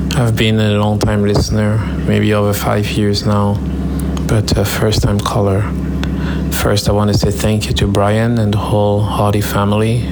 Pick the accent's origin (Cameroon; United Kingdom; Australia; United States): Cameroon; moved away; We come from Cameroon, and we have a lot of heavy background